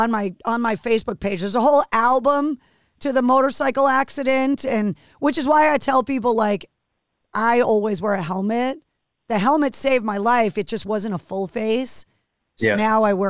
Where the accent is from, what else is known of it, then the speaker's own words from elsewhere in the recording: Michigan, United States; When you're growing up a hockey fan, obviously growing up in Michigan, like you're diehard sports fan